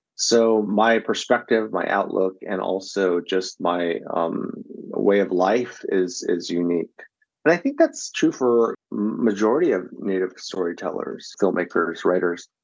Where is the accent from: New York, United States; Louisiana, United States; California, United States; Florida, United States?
California, United States; San Diego; Growing up in San Diego was a, a pretty crazy but fun experience